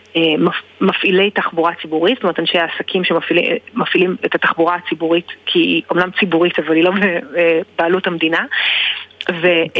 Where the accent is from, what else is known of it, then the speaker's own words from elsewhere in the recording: Israel; אני גדלתי בישראל